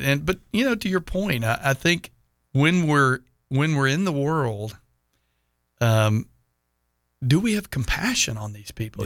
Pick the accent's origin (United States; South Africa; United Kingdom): United States; Houston, Texas; also born or lived in Dallas–Fort Worth; I grew up in Houston